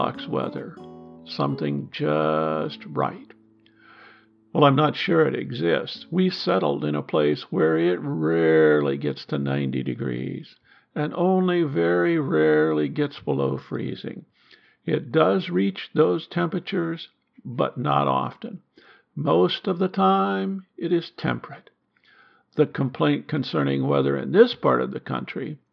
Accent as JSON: {"language": "English", "region": "Iowa", "country": "United States", "tie": "born or raised there", "also_born_or_lived": "Alaska", "moved": "yes", "said": "We grew up in Iowa"}